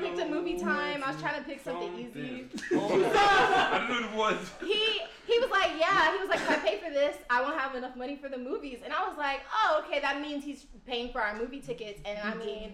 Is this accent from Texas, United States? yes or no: yes; Houston, Texas, United States; I'm from Houston